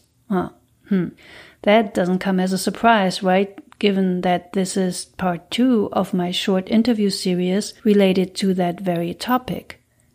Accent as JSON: {"language": "English", "country": "Germany", "moved": "as an adult", "lives_now": "United States", "said": "I'm from Germany, and I came to the U.S. 10 years ago"}